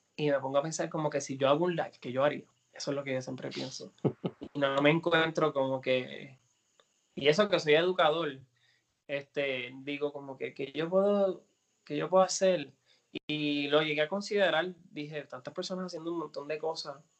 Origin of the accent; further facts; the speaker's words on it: Puerto Rico; es mi tierra, mi isla, mi cultura, es quien yo soy